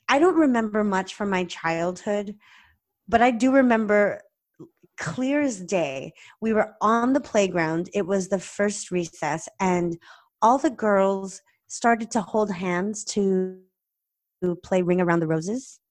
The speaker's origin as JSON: {"language": "English", "region": "California", "country": "United States", "tie": "born or raised there", "also_born_or_lived": "Ohio", "said": "I grew up in California"}